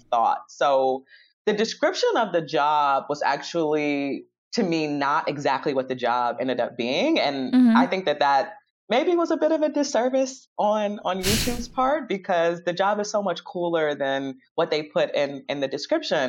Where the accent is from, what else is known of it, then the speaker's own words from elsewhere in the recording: Chicago, Illinois, United States; Born and bred in Chicago.